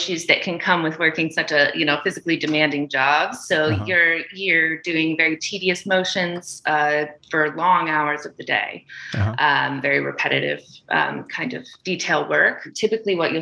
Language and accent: English; Kalispell, Montana, United States; moved away as an adult; also born or lived in Albany, New York; now in Los Angeles, United States; northern Montana. It's called Kalispell.